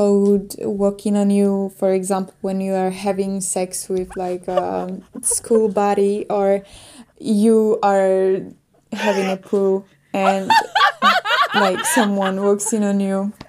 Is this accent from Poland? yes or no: yes; Poland; I'm from Poland